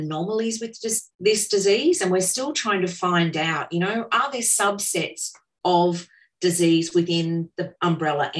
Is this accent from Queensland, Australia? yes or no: yes; Cairns, Queensland, Australia; I grew up in Cairns